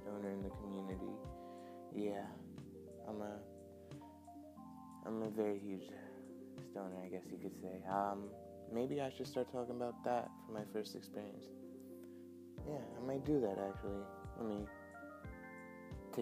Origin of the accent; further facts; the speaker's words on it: New York, United States; I'm from New York, so it's 8:35 a.m. in New York